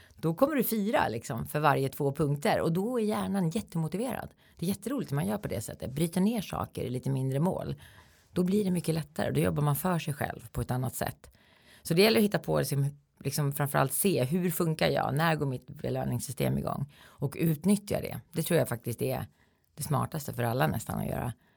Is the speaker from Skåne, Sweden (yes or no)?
no; Eskilstuna, Södermanland, Sweden; i min hemstad då, då i Eskilstuna